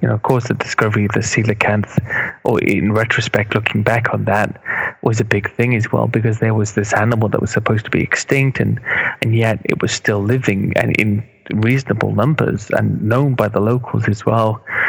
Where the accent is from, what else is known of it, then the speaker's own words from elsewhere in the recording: Cardiff, Wales, United Kingdom; moved away as an adult; now in London, United Kingdom; Although I don't have the accent, that's Wales, Cardiff and Wales is where I grew up and lived much of my life until I came to London.